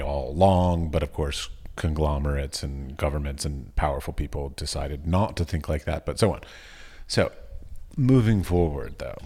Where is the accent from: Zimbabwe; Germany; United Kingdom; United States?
United States; as an American